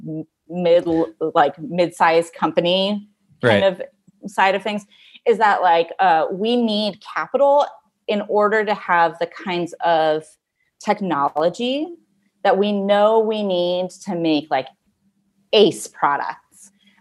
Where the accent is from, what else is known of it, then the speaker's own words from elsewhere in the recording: California, United States; moved away; I grew up in California